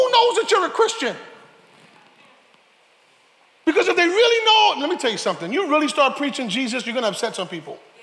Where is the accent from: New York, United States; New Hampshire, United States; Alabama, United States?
New York, United States; New York City; I'm from the South Boogie